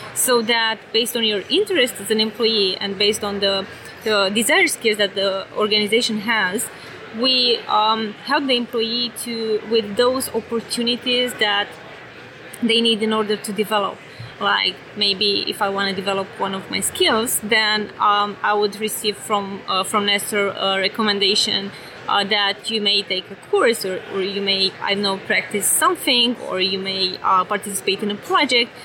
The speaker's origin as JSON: {"language": "English", "country": "Romania", "accent": "European", "moved": "yes", "lives_now": "San Francisco, United States", "said": "originally, I'm from Romania"}